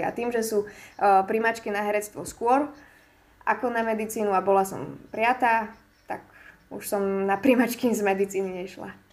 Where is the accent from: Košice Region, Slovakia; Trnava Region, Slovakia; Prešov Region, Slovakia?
Košice Region, Slovakia; Michalovce; som vlastne z Michaloviec